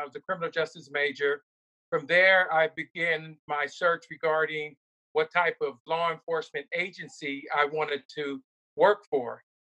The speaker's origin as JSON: {"language": "English", "town": "Pomona", "region": "California", "country": "United States", "tie": "born or raised there", "also_born_or_lived": "Los Angeles, California", "said": "I was raised in Pomona, California, always repping the P. Pomona stands up South Side forever."}